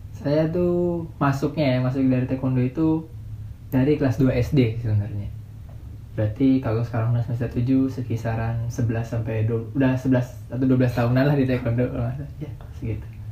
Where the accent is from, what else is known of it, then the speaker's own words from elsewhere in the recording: Bekasi, West Java, Indonesia; Saya dari Bekasi